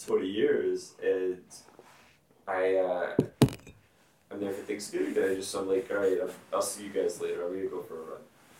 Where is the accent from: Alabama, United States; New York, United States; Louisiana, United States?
Louisiana, United States; Alexandria; So I grew up just outside of Alexandria